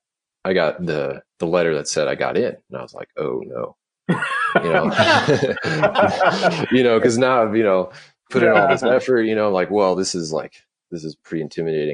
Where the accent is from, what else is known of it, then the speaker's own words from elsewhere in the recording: Duluth, Minnesota, United States; I grew up in Duluth, Minnesota